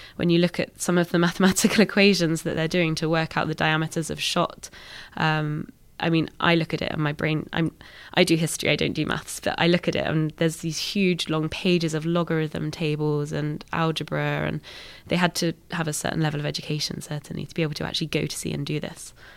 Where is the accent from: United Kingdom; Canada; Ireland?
United Kingdom; we're British